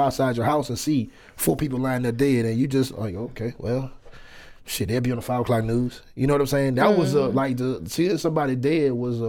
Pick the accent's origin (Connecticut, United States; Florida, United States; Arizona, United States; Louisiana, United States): Louisiana, United States; New Orleans; moved away; Now, I'm from New Orleans.